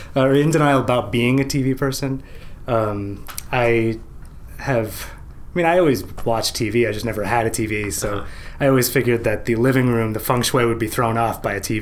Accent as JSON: {"language": "English", "town": "Montgomery", "region": "New Jersey", "country": "United States", "tie": "born or raised there", "also_born_or_lived": "Vermont", "moved": "as an adult", "said": "I grew up in Princeton, right outside Princeton"}